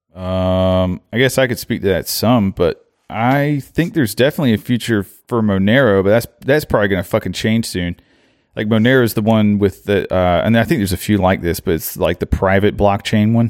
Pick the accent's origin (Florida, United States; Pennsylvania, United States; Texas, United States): Florida, United States; Orlando; I am from Orlando